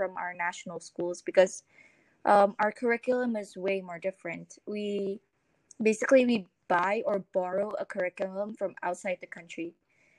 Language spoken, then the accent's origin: English; Indonesia; I am from Indonesia, and I'm still living here.